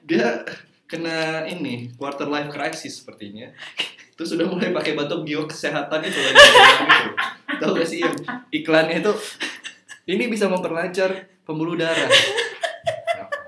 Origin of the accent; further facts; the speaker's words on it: Java, Indonesia; saya ini backgroundnya orang Jawa